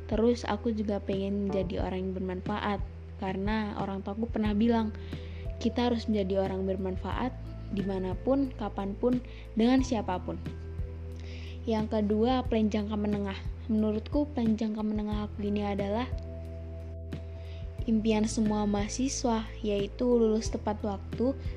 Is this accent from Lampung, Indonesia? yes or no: yes; Bandar Lampung, Lampung, Indonesia; Oh iya, kenalin … Aku dari Bandar Lampung.